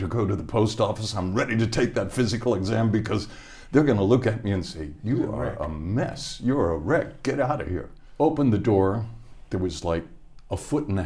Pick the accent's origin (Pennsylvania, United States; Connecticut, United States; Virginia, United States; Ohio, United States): Ohio, United States; Hamilton; moved away as an adult; I was born in Hamilton, Ohio.